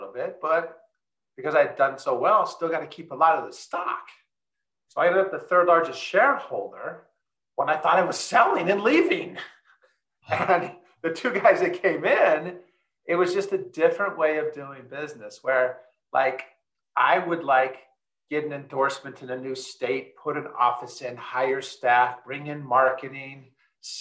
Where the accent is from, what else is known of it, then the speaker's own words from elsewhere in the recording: California, United States; I'm from California